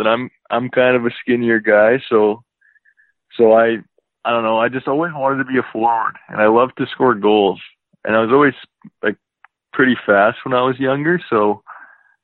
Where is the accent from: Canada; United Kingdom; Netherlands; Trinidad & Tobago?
Canada; Leduc, Alberta; also born or lived in Seattle / Kelowna; Born and raised here